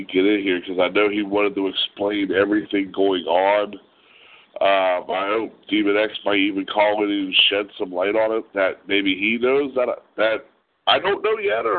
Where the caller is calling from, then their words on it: Ohio, United States; I'm in northeast side of Ohio, which is like I'm 30 minutes from Pittsburgh.